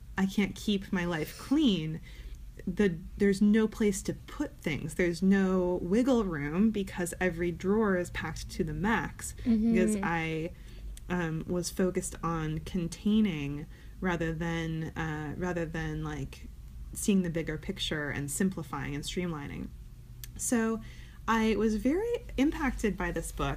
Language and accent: English; Ann Arbor, Michigan, United States; I grew up in Ann Arbor